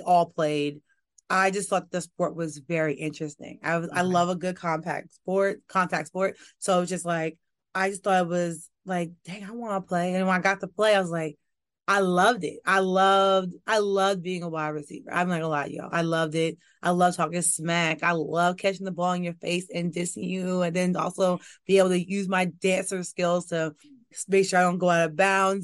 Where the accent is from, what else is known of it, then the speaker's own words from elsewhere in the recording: New York, United States; moved away as an adult; also born or lived in Louisiana; now in Washington, D.C., United States; I am from New York. I am a New York girl born and raised.